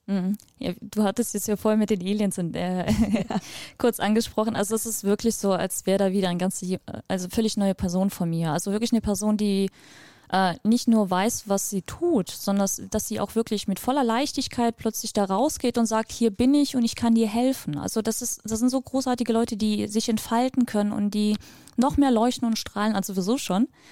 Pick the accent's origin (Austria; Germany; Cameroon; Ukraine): Ukraine; moved away; Wir sind aus der Ukraine ursprünglich. Ich bin auch da geboren